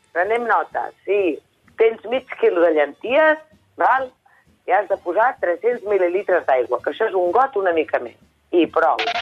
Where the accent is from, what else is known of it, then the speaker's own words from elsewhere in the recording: Vallès Oriental, Catalonia, Spain; jo soc del Vallès Oriental